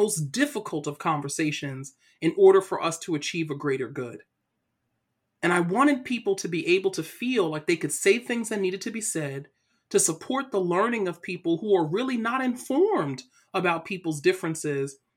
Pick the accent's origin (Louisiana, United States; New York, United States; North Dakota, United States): New York, United States; New York City; my story starts off in Brooklyn, New York. So I'm originally from Brooklyn.